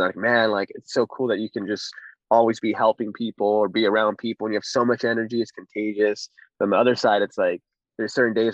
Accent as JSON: {"language": "English", "area": "Orange County", "region": "California", "country": "United States", "tie": "born or raised there", "said": "I'm 29, born and raised"}